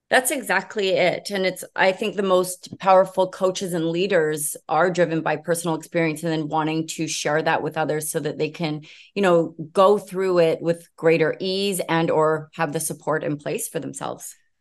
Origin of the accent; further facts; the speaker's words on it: Vancouver, British Columbia, Canada; I am from Vancouver, British Columbia